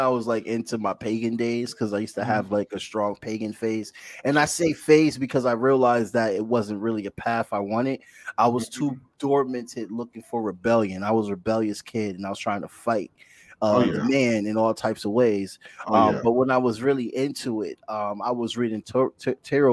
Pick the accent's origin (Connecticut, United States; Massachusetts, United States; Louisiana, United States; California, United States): Connecticut, United States; Bridgeport; I grew up in Bridgeport, Connecticut on the east side